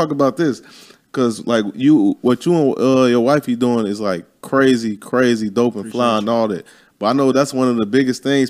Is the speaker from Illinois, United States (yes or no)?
yes; Chicago, Illinois, United States; moved away; I'm from Chicago